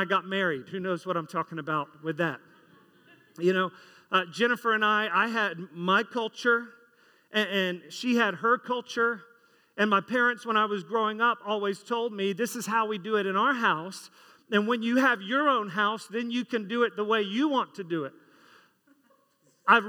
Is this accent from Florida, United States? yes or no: yes; Florida, United States; I grew up in Florida, not in the 50s, in the 80s, post air conditioning culture